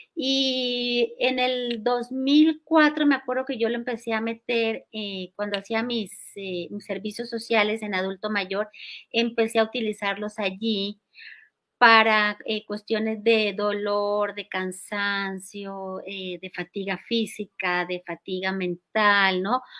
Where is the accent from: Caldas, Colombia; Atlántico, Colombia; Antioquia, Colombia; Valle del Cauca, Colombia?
Valle del Cauca, Colombia; Cali; now in Mexico City, Mexico; Yo nací en Cali, Colombia, y ahí me crié. Y bueno, hace 40 años llegué aquí a Ciudad de México